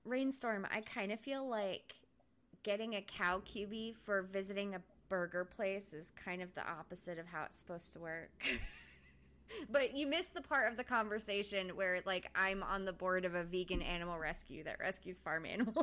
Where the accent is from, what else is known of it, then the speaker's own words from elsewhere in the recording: Rhode Island, United States; moved away as an adult; now in Oklahoma City, United States; I was actually a manager of a Dunkin' Donuts when I lived in Rhode Island